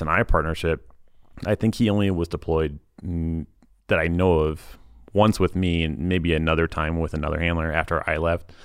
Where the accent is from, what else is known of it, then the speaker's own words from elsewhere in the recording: Lee's Summit, Missouri, United States; moved away as an adult; also born or lived in Texas / California; now in Utah, United States; my hometown, Fleece Summit, Missouri